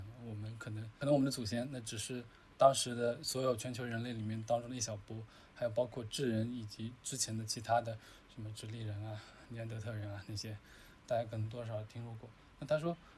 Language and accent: Chinese; China; 因为我们中国人嘛，所谓的酒桌文化